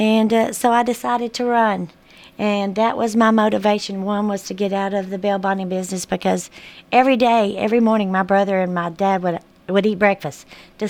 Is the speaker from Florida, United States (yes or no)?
no; Murfreesboro, Tennessee, United States; I'm a hometown girl. I grew up in Murfreesboro